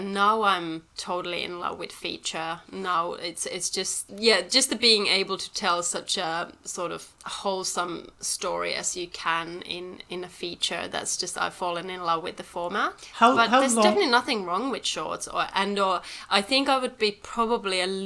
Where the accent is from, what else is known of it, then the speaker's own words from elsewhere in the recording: Helsinki, Uusimaa, Finland; moved away as an adult; also born or lived in Devon, England / London; now in Melbourne, Australia; I was brought up in Europe and then I've been here now for 13 years.